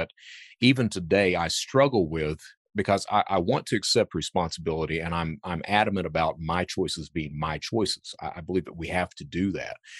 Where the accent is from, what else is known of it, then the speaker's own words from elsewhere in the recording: Hazard, Kentucky, United States; also born or lived in Panama City, Florida / Lexington, Kentucky; I grew up in Hazard, Kentucky, right in the heart of cold country.